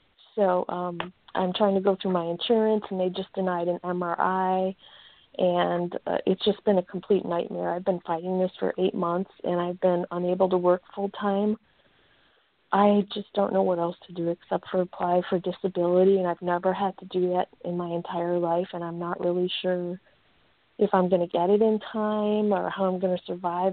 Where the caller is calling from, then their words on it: Chicago, Illinois, United States; Hi, this is … from Chicago.